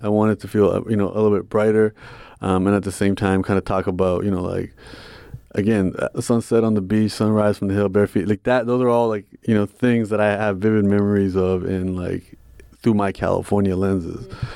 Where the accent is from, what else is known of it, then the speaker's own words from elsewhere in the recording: Toronto, Ontario, Canada; I'm from Toronto, so we have the ethnic diversity